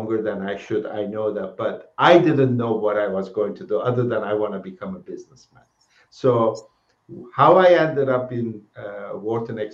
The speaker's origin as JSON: {"language": "English", "country": "Turkey", "moved": "as an adult", "said": "I'm originally from Turkey and did my undergraduate in Turkey at a Middle East Technical University"}